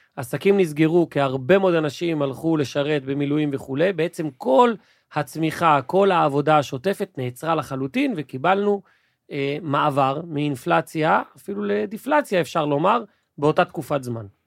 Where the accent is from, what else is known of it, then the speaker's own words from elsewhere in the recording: Israel; בתרבות שלנו, כישראלי